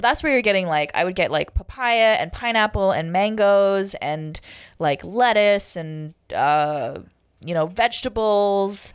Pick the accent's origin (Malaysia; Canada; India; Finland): Canada; Toronto, Ontario; moved away as an adult; also born or lived in Kingston, Jamaica / Hawaii; I'll always love Toronto, okay? It's my hometown